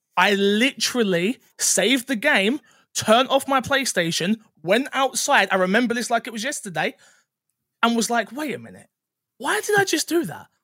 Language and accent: English; London, United Kingdom; I used to be a full-time musician, um, from London. You can probably tell from my accent.